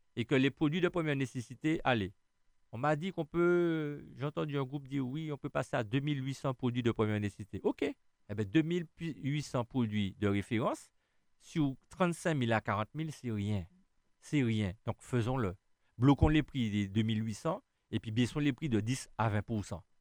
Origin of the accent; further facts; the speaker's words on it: Schœlcher, Martinique; Je suis né où? En Martinique, à Chelchea